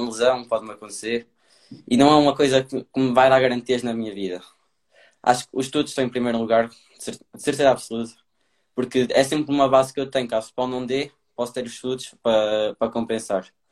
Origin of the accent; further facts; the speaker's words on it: Portugal; minha terra, cá em Castro